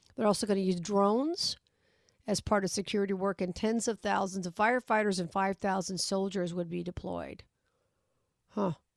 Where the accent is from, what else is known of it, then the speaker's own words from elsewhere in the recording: Las Vegas, Nevada, United States; my hometown